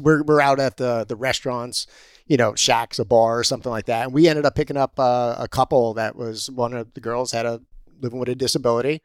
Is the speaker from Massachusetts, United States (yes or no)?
no; Pennsylvania, United States; moved away; I'm originally from Pennsylvania